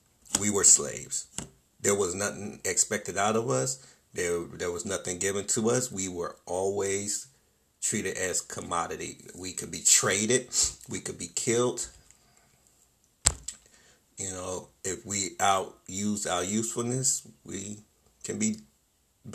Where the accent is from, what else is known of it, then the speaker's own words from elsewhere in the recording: Wilmington, North Carolina, United States; My hometown, Wilmington, North Carolina